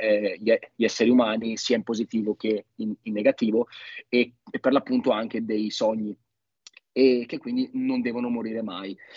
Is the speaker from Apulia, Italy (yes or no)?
no; Villongo, Lombardy, Italy; Io invece sono, sono, sono, di Villongo, provincia di Bergamo, esattamente come, come Fabio